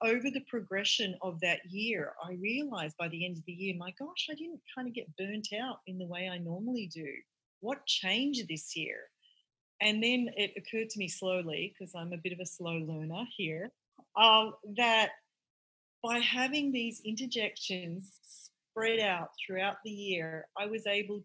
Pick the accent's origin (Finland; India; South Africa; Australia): Australia; now in United States; I'm from Australia.